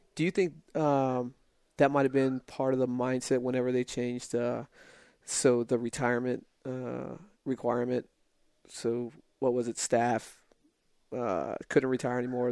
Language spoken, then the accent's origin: English; El Paso, Texas, United States; moved away; I'm from uh from El Paso, and uh, so border town